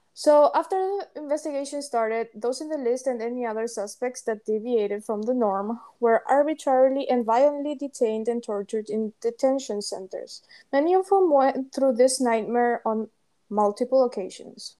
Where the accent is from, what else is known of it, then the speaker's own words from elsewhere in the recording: Paraguay; English is a second language; moved away as an adult; we are both from Paraguay and we've been friends for over eight years now. We met in high school